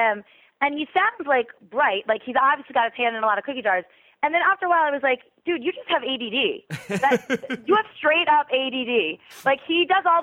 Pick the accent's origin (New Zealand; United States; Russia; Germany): United States; Plantation, Florida; Plantation, which is where I grew up, and that's a very small city.